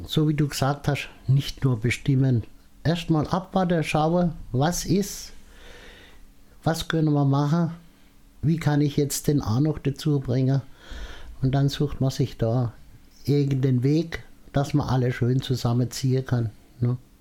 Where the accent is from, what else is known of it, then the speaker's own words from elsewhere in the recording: Mosbach, Baden-Württemberg, Germany; bei uns in Moosbach